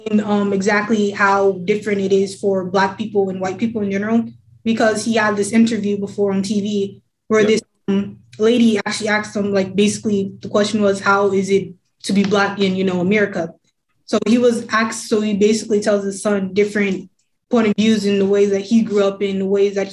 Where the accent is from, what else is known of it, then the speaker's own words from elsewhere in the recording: Hartford, Connecticut, United States; I was born here in Hartford, Connecticut. I went to go from kindergarten